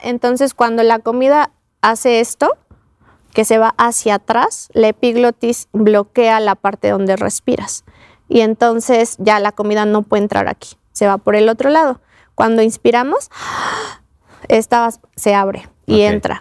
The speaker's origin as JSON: {"language": "Spanish", "country": "Mexico", "said": "Nosotros como mexicanos"}